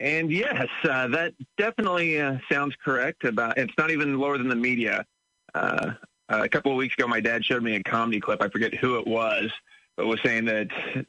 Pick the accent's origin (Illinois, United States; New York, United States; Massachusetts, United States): Illinois, United States; Champaign; moved away as an adult; born and raised in Champaign County, grew up on the family farm just south of Champaign.